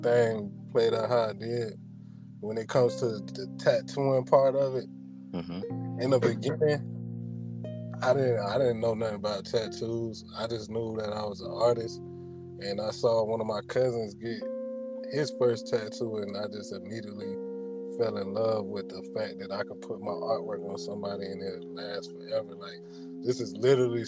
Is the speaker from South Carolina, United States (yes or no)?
yes; Sumter, South Carolina, United States; also born or lived in Long Beach, California / Columbia, South Carolina; I'm originally from California, Long Beach. I moved to South Carolina. I don't know the exact timeline, but my mother moved to South Carolina. We stayed in Columbia for a few years, and then we ended up moving to Sumter. And that's where I spent most of my time at. Elementary school, middle school, high school